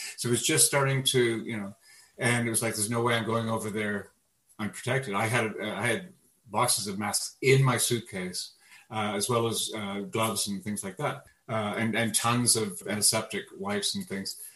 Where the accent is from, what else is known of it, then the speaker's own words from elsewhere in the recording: Canada; born on the other side of and growing up in Canada